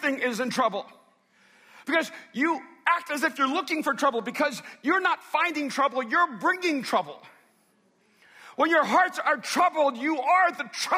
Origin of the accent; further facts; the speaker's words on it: Miami, Florida, United States; When I was growing up in Miami